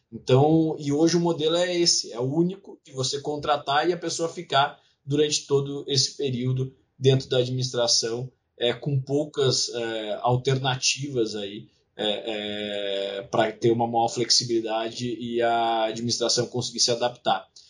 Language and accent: Portuguese; Rio Grande do Sul, Brazil; meu estado natal, Rio Grande do Sul.